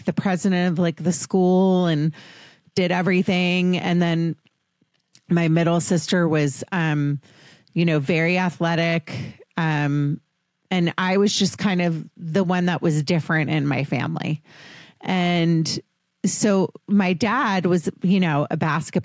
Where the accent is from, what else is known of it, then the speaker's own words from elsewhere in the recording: Potomac, Maryland, United States; I grew up in Washington, D.C., or outside Washington, D.C.